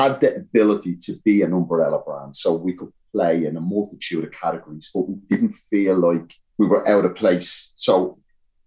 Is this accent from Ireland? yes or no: yes; Ireland; naturally being Irish